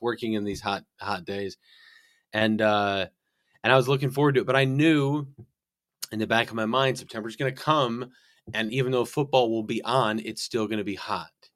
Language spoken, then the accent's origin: English; northern Illinois, United States; moved away; I'm from Illinois, northern Illinois, so right on the like border of Wisconsin.